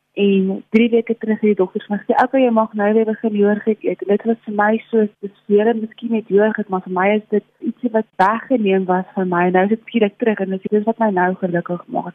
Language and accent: Afrikaans; South Africa; Ek kom van Reinkriesdorp af